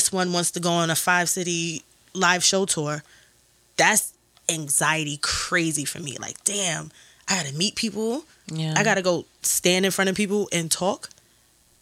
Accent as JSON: {"language": "English", "town": "New York City", "region": "New York", "country": "United States", "said": "I'm still from Brooklyn."}